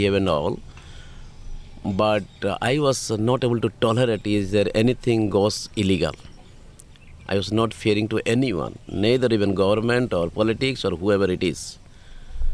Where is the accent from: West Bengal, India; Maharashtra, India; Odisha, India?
Odisha, India; Kandhamal district; now in Tiruchirappalli, India; I am from the state of Odisha, yeah. District of Kandamal